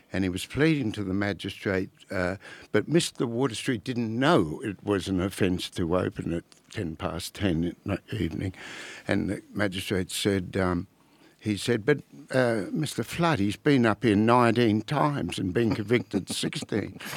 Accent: Albury, New South Wales, Australia; I was born in Orbe, the, uh, centre of the known world

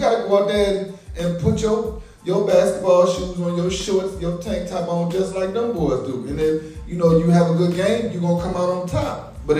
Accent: Massachusetts, United States; I'm not going to sit up here and get all big-headed and just say, because we're from Massachusetts.

